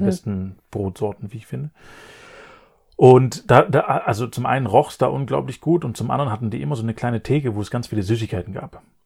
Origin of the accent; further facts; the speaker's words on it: Black Forest, Baden-Württemberg, Germany; bei mir im Elternhaus im Schwarzwald, wo ich aufgewachsen bin